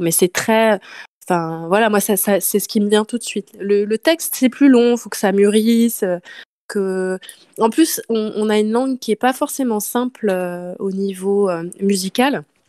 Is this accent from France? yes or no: yes; Nantes, Pays de la Loire, France; moved away as an adult; now in Marseille, France; je, suis euh, de Nantes, donc je me suis installée à Marseille il y a quelques années